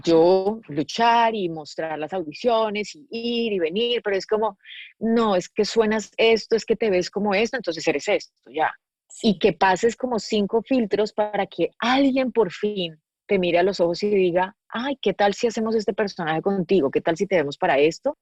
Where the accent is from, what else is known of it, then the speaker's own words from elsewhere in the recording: Medellín, Antioquia, Colombia; moved away as an adult; now in Los Angeles, United States; yo soy de Medellín y creo que para mi historia de vida, no solamente viniendo de Colombia